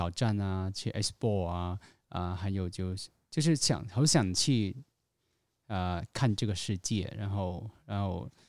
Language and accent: Chinese; Hong Kong; 我是香来自香港的